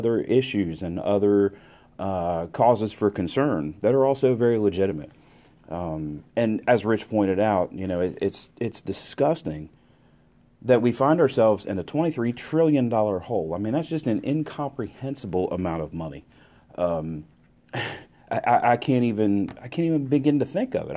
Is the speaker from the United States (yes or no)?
yes; United States; I'm an American